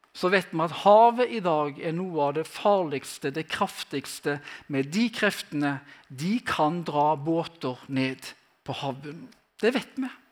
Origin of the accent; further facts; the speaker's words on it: Western Norway, Norway; Jeg er fra Vestlandet